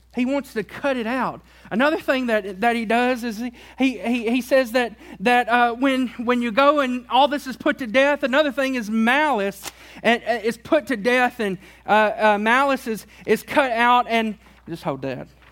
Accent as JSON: {"language": "English", "region": "Tennessee", "country": "United States", "tie": "born or raised there", "said": "I grew up in Tennessee"}